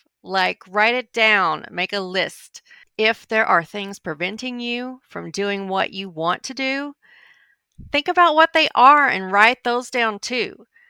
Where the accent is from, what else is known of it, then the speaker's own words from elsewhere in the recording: Arkansas, United States; born there; also born or lived in Montana; To introduce myself, I was born in Arkansas. When I'm traveling overseas, I usually have to explain that that's a little state close to Texas in the southern U.S.